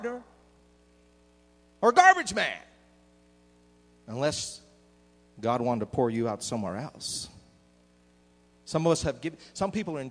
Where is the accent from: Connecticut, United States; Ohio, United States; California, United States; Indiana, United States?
Connecticut, United States; moved away as an adult; also born or lived in Mississippi / Massachusetts / Alabama / Lakeland, Florida; now in Michigan, United States; I grew up in Connecticut where it's freezing.